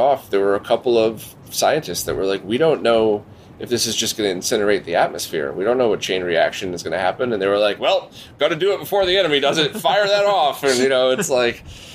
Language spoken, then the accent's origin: English; Bridgeport, Connecticut, United States; growing up in Bridgeport